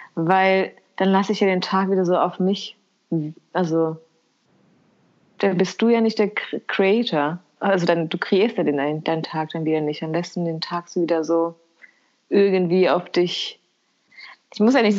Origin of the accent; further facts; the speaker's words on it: Kosovo; moved away; bei uns in Kosovo